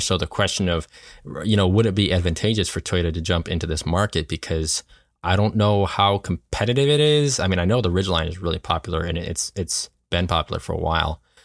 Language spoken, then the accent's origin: English; New York, United States; moved away; we're originally from New York